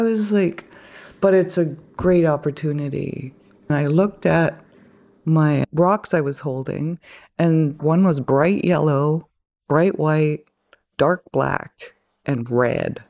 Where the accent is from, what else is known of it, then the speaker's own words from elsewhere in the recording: Kitimat, British Columbia, Canada; also born or lived in Bella Bella, British Columbia; I mostly know Kitimat